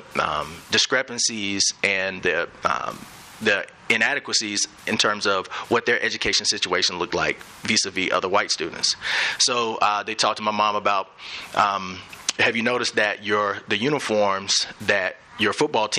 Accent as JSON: {"language": "English", "town": "Birmingham", "region": "Alabama", "country": "United States", "tie": "born or raised there", "also_born_or_lived": "Miami / Atlanta / Dallas", "moved": "as an adult", "lives_now": "Denver, United States", "said": "I grew up in Birmingham, and my parents grew up in Birmingham as well."}